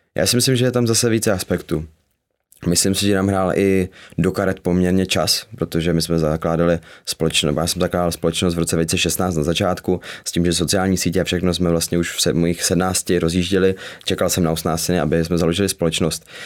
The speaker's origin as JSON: {"language": "Czech", "town": "Zlín", "region": "Zlín Region", "country": "Czechia", "said": "ve Zlíně, s kama pocházím"}